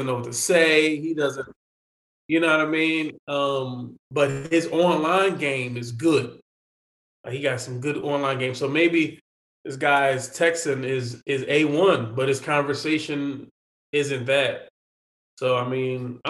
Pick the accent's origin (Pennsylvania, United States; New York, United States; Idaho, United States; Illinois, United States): Pennsylvania, United States; Philadelphia; I am a Philadelphian, born and raised